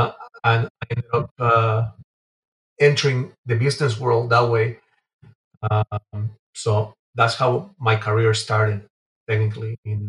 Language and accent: English; Venezuela; English is a second language; also born or lived in Guatemala City, Guatemala; now in Canada; So, basically, I'm originally from Guatemala City. I was born in Guatemala, grew up in Venezuela.